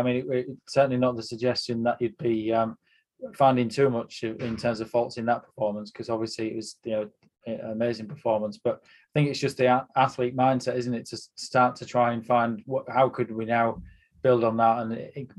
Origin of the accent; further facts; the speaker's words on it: United Kingdom; It is as a spectator and as a British spectator to see us really, you know, with athletes that can be in the mix, particularly in championships as well.